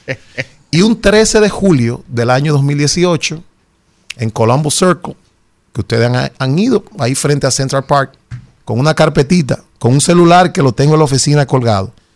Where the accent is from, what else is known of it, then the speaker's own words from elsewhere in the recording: Dominican Republic; somos dominicanos